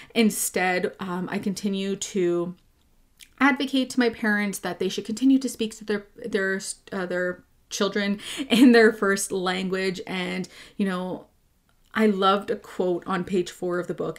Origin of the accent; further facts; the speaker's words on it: Quebec, Canada; first language English; now in Ontario, Canada; I grew up in Quebec